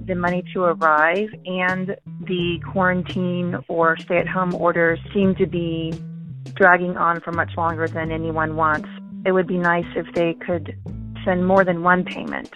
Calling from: San Diego, California, United States; I'm calling from San Diego area

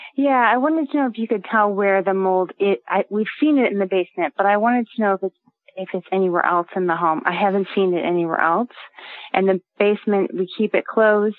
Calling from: Halifax, Nova Scotia, Canada; I'm calling from Halifax, Nova Scotia. That's in east coast of Canada.

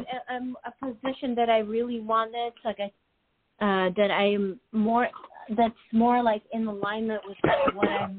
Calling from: New York, United States; This is …, New York.

